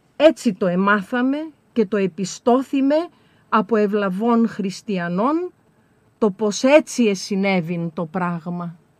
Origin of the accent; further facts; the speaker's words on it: Serres, Central Macedonia, Greece; εγώ κατάγομαι από τις Σέρες